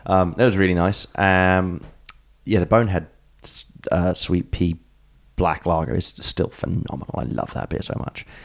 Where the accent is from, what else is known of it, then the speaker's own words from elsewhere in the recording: England, United Kingdom; moved away; I'm English